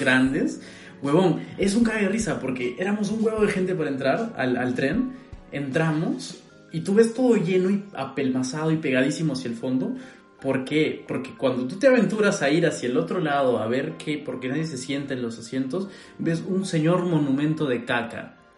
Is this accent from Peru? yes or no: yes; Peru; now in Berlin, Germany; yo soy peruano